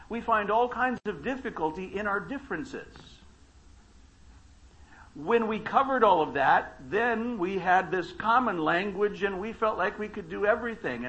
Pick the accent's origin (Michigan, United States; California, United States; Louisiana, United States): California, United States; Baker; I grew up in Baker, California, not Bakersfield.